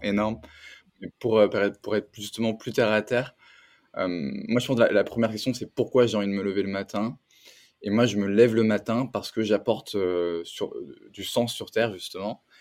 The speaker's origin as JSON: {"language": "French", "country": "France", "also_born_or_lived": "San Francisco Bay Area", "moved": "as an adult", "lives_now": "San Francisco, United States", "said": "je suis un entrepreneur euh, français"}